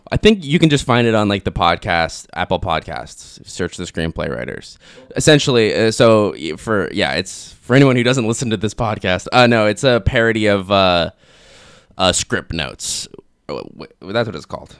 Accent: Kelowna, British Columbia, Canada; moved away as an adult; I grew up in Kelowna

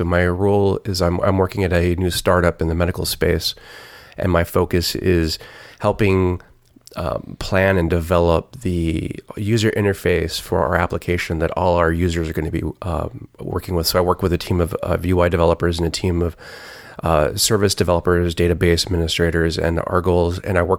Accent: Dallas, Texas, United States; I grew up in Dallas, outside of Dallas, and Collin County Community College had just started a program

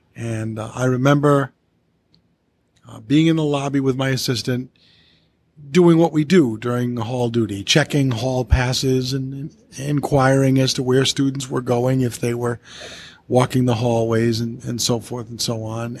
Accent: Coventry, Rhode Island, United States; the one middle school in my hometown of Coventry

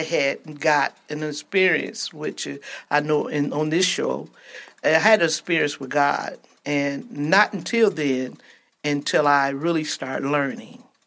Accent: Georgia, United States; moved away; also born or lived in Flint, Michigan / Ypsilanti, Michigan; I'm originally from Georgia. My parents migrated to Flint, and from there to Ypsilanti

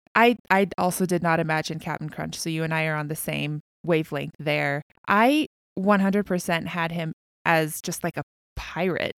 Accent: United States; I am an American

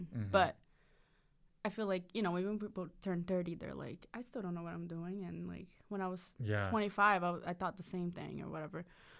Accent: Brazil; English is a second language; now in United States; my second fact is that I was born and raised in Brazil.

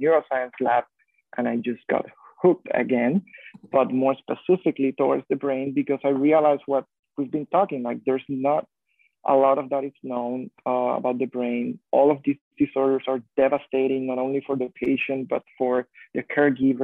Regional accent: Puerto Rico; growing up in Puerto Rico

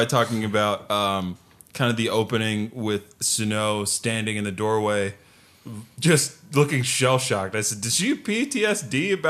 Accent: Wilmington, Delaware, United States; I'm from Wilmington, Delaware.

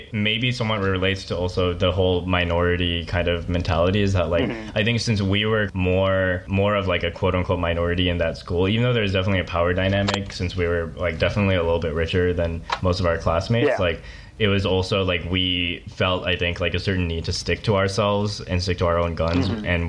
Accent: Bay Area, California, United States; born or raised there

